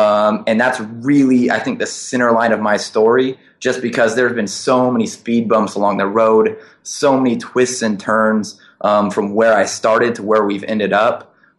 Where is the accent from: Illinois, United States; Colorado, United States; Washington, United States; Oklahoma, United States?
Washington, United States; Seattle; moved away as an adult; now in China; So I'm originally from Seattle, Washington, and I guess my journey begins back there about 4 years ago.